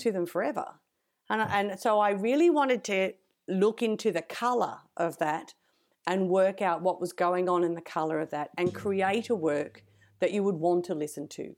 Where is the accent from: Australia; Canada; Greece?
Australia